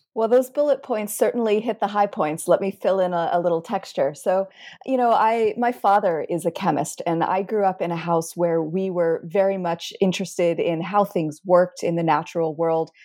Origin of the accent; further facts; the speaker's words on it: United States; also born or lived in Cairo, Egypt; I'm an American scientist